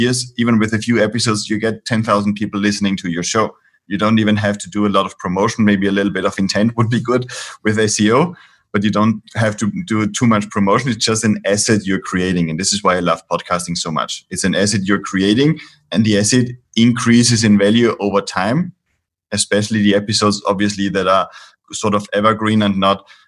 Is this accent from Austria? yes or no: yes; Austria; now in Spain; I'm based in Spain here. I'm originally from Austria